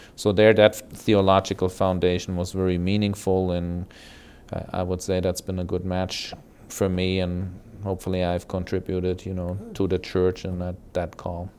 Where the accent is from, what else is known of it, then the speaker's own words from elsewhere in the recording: Germany; moved away as an adult; now in United States; I grew up in West Germany. My family originally was from East Germany.